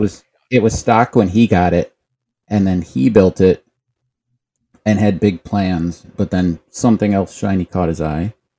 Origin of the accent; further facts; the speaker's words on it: Cleveland, Ohio, United States; I'm from Cleveland, and we, when I was born, lived in a duplex in the city